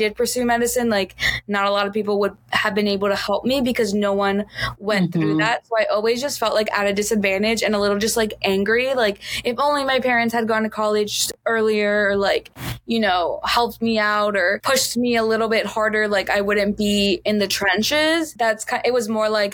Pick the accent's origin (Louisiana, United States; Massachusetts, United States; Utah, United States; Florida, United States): Florida, United States; Miami; moved away; also born or lived in Chicago; I grew up in Miami where everyone speaks Spanish